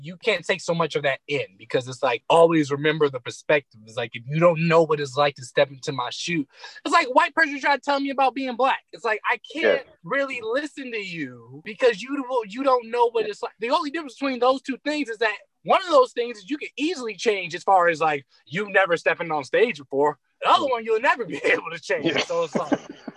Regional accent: Detroit, Michigan, United States; I'm from Detroit

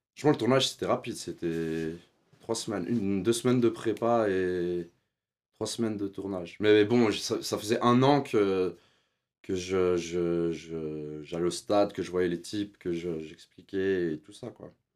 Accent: Switzerland; J'ai grandi en Suisse. On y allait euh, chaque année en Algérie pour les vacances voir la famille

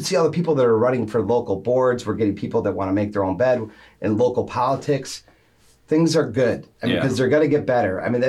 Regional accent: Grand Rapids, Michigan, United States; also born or lived in Birmingham, Michigan; now in Highland, United States; I grew up in Grand Rapids.

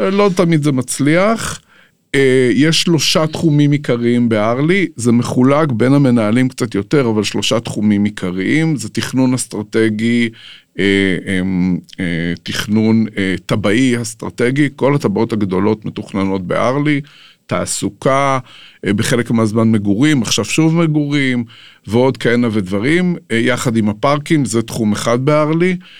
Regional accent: Jerusalem, Jerusalem District, Israel; אני גדלתי בירושלים, נולדתי בירושלים, גדלתי בירושלים

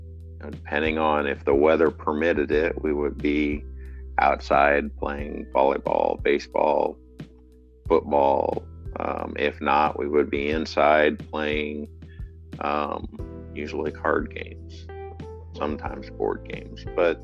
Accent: West Liberty, Iowa, United States; West Liberty, Iowa.

